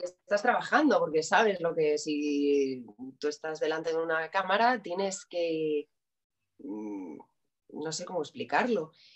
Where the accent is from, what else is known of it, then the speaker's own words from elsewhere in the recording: Madrid, Community of Madrid, Spain; Yo soy de Madrid.